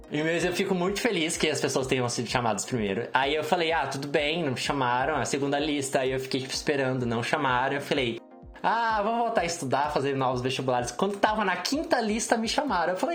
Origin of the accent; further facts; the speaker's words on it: Minas Gerais, Brazil; moved away as an adult; now in São Paulo, Brazil; eu fiz matemática em Minas, de onde eu sou. Eu não tenho mais sotaque porque são quase oito anos em São Paulo